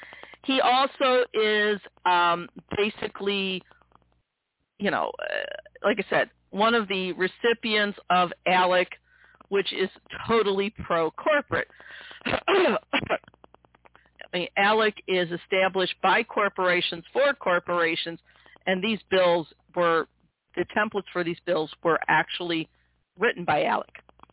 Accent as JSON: {"language": "English", "region": "Missouri", "country": "United States", "tie": "born or raised there", "said": "Our second place comes from basically here in my home state of Missouri."}